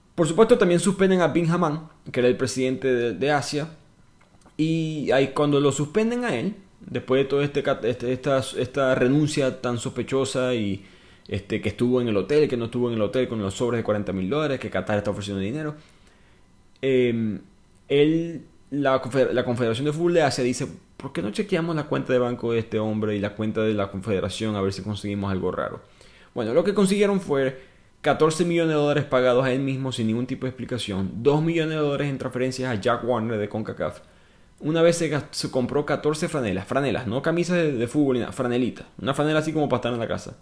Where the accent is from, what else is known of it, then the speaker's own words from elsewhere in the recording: Venezuela; yo soy venezolano.